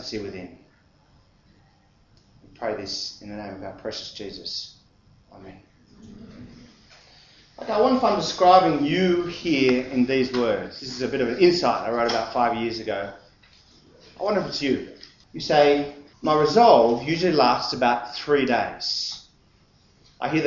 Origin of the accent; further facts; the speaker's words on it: Sydney, New South Wales, Australia; the home I grew up in West Ryde